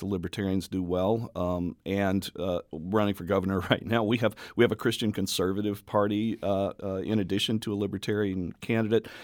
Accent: Memphis, Tennessee, United States; also born or lived in Oklahoma City, Oklahoma / Jackson County, Illinois; now in Carbondale, United States; Both of us grew up in this valley. Um, I'm from Memphis

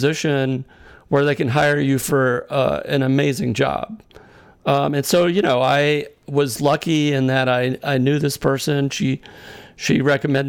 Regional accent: Massachusetts, United States; having grown up in Massachusetts.

